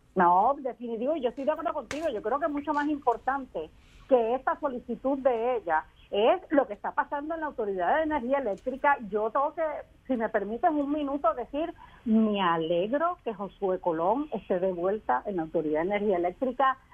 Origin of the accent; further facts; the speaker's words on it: Puerto Rico; nosotros somos menos puertorriqueños y puertorriqueñas